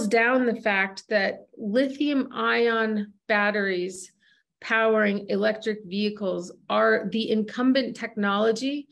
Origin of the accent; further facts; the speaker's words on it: United States; moved away; as a U.S. native who's recently returned to my home country to do mineral exploration